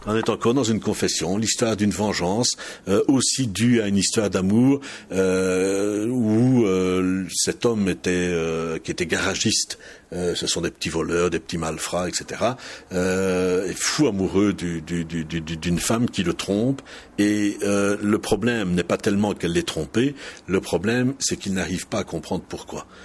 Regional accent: Charleroi, Wallonia, Belgium; accent: Walloon of Charleroi; now in Mons, Belgium; je suis né à Charleroi et je parle le wallon de Charleroi.

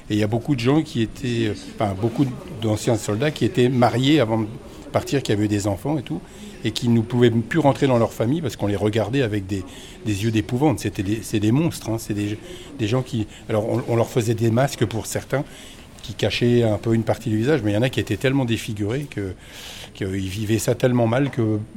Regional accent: Normandy, France; De Normandie, du département de l'Or exactement.

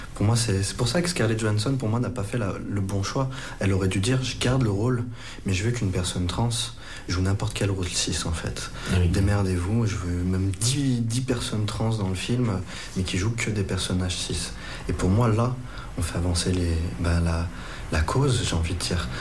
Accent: Lyon, Auvergne-Rhône-Alpes, France; je suis lyonnais

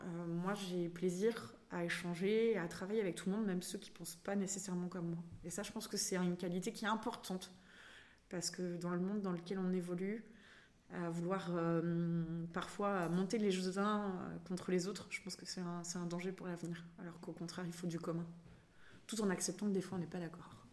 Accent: Limoges, Nouvelle-Aquitaine, France; also born or lived in Saint-Aubin / Rennes; now in Brittany, France; Je suis originaire de Limoges

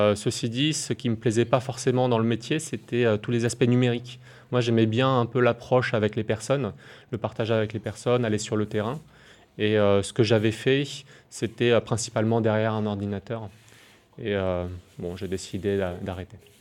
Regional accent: Nouméa, South Province, New Caledonia; also born or lived in Yahoué, Mont-Dore; now in Maré, New Caledonia; je suis calédonien, je suis né à Nouméa et j'habitais à Yahweh, au Mont d'Or

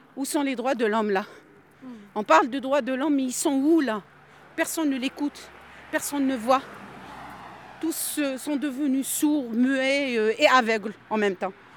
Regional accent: Algeria; moved away; Je suis algérienne

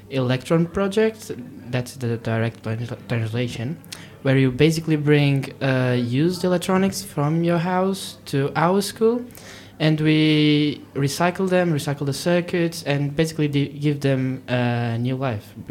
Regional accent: Portugal; I'm from Portugal.

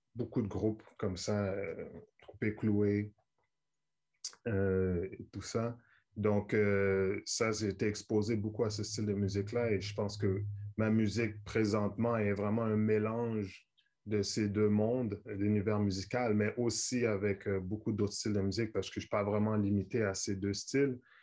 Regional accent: Montreal, Quebec, Canada; à Montréal, on est près de New York.

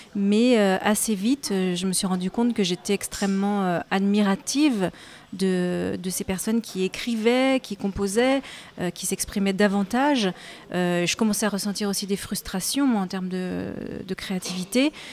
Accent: Saint-Nazaire, Pays de la Loire, France; en étant d'origine nazérienne, donc j'ai grandi à Saint-Nazaire

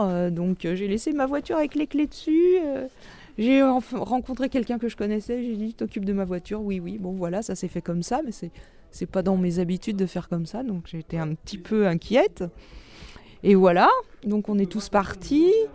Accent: Paris, Île-de-France, France; moved away as an adult; also born or lived in Brittany; je suis parisienne d'origine. j'ai quitté Paris en 88.

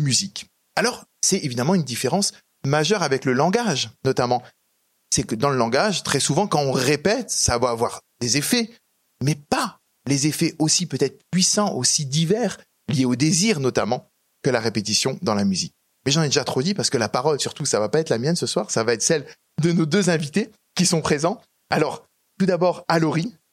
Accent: Strasbourg, Grand Est, France; je viens d'Alsace, je viens de Strasbourg

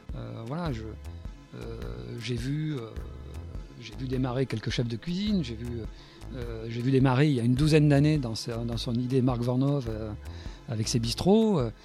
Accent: Bordeaux, Nouvelle-Aquitaine, France; je suis né à Bordeaux. J'aime bien dire que je suis gascon.

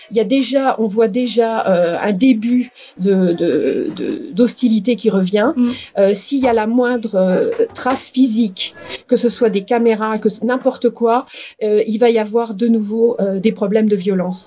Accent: France; moved away as an adult; also born or lived in Grenoble, France / Dundee, Scotland; now in United Kingdom

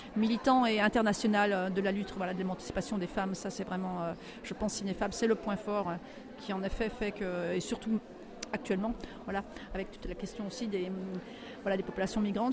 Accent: Brittany, France; je ne suis pas parisienne, voilà, moi je viens de la Bretagne

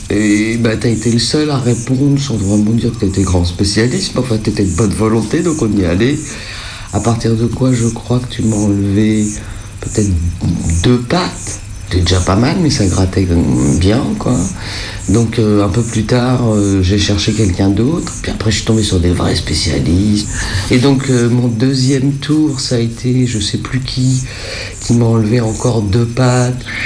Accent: Paris, Île-de-France, France; je suis parisienne

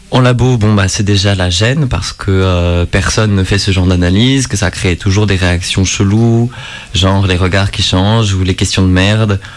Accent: Bourgogne-Franche-Comté, France; moved away; J'ai passé une grande partie de mon enfance dans le Morvan

